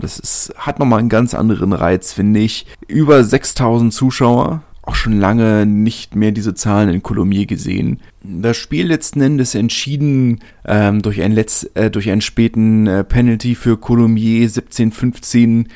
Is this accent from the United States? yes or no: no; Berlin, Germany; ich komme ja aus Südberlin